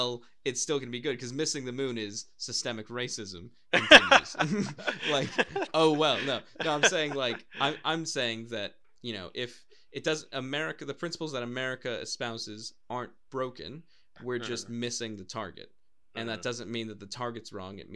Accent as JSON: {"language": "English", "country": "United States", "tie": "born or raised there", "also_born_or_lived": "Wales", "moved": "as an adult", "lives_now": "Cardiff, United Kingdom"}